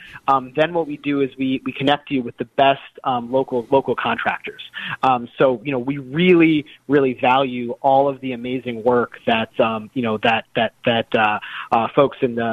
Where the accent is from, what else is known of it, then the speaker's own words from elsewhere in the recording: Oak Park, Illinois, United States; moved away; also born or lived in Glen Ellyn, Illinois; I grew up in the Chicagoland area. I grew up in Oak Park in Glen Ellen